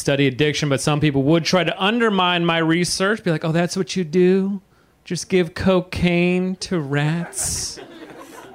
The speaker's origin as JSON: {"language": "English", "region": "California", "country": "United States", "also_born_or_lived": "New York City", "moved": "as an adult", "said": "I'm from California originally, but about 5 years ago, I moved to New York City"}